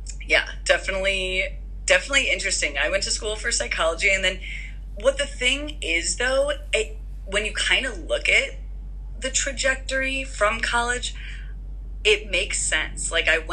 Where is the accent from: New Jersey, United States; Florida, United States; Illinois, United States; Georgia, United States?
Illinois, United States; Chicago; moved away as an adult; also born or lived in Tucson, Arizona / San Rafael, California / Boulder, Colorado; now in San Diego, United States; growing up, born and raised in Chicago suburbs